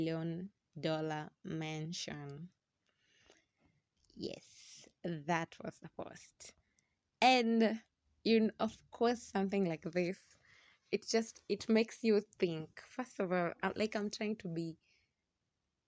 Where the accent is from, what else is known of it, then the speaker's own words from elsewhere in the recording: Kenya; being Kenyan, being in a country where sex is never discussed